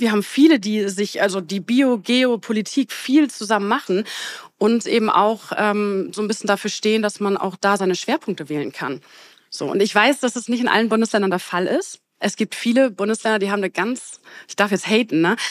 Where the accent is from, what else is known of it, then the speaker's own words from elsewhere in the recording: Bremerhaven, Bremen, Germany; Ich komme aus Bremerhaven